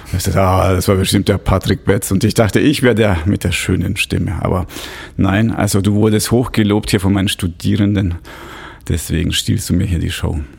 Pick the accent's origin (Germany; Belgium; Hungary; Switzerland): Switzerland; bei uns in der Schweiz